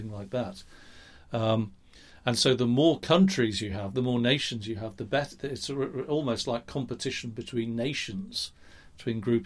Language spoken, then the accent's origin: English; England, United Kingdom; accent: English; I'm English, you can hear that in my accent, I'm sure